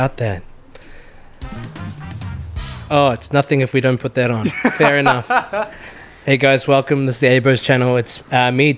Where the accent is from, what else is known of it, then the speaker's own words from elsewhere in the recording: New Zealand; now in Australia; growing up in New Zealand